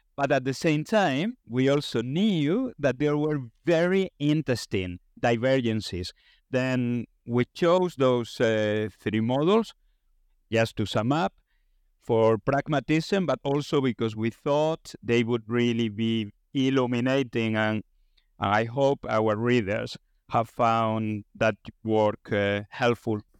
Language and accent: English; Spain; moved away; I come from Spain